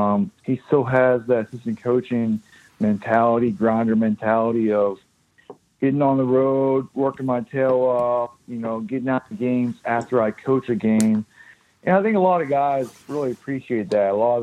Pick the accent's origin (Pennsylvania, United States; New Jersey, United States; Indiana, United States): Pennsylvania, United States; Pittsburgh; from Pittsburgh, PA